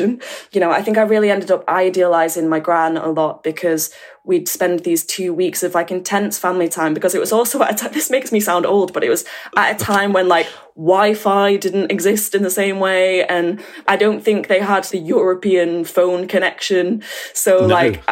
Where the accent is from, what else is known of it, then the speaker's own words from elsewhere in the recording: the North of England, United Kingdom; accent: Northern; also born or lived in Northern Ireland (ancestry); I shock them with my Northern accent